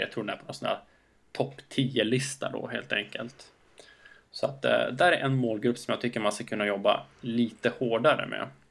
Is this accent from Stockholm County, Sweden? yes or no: no; Skellefteå, Västerbotten County, Sweden; när jag var ung grabb i Skellefteå